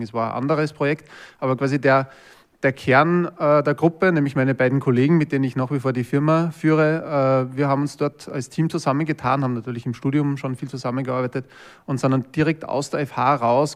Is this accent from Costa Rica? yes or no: no; Linz, Upper Austria, Austria; ich bin aus Linz ursprünglich, also aus Oberösterreich